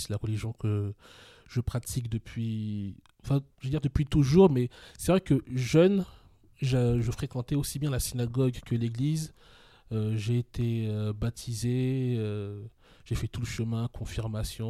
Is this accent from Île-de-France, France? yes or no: yes; Meaux, Île-de-France, France; also born or lived in Paris; moi je suis né à Paris, j'ai toujours grandi en, banlieue parisienne